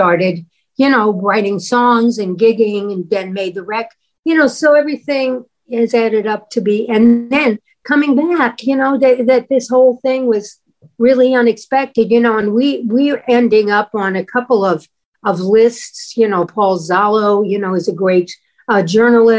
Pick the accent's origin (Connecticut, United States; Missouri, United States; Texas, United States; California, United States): Missouri, United States; St. Louis; moved away; I'm from St. Louis, Missouri